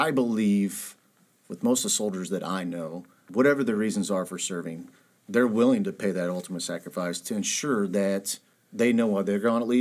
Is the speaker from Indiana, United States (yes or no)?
yes; Huntington, Indiana, United States; born or raised there